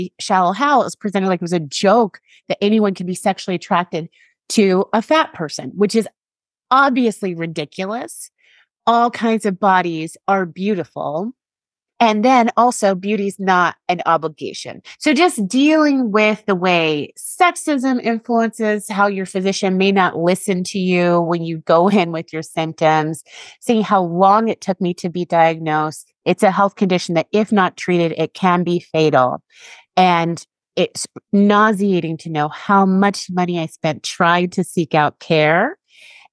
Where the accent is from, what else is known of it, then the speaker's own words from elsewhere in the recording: United States; people constantly had trouble believing that I was from America